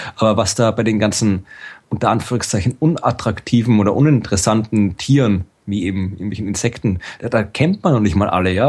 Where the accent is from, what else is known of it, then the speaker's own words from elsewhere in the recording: Austria; als Österreicher